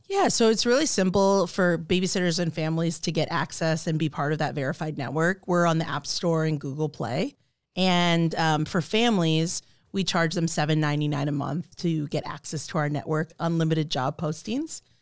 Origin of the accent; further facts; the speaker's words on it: Kailua, Hawaii, United States; moved away as an adult; now in Omaha, United States; I'm originally from Kailua, Hawaii